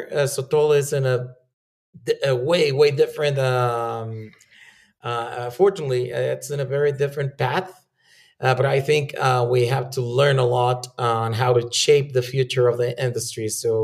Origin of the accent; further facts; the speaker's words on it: Chihuahua, Mexico; I was born and raised in Chihuahua.